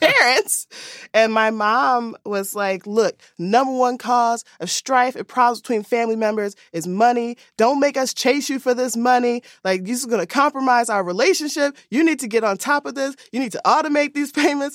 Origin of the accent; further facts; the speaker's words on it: Philadelphia, Pennsylvania, United States; moved away; I am originally from Philadelphia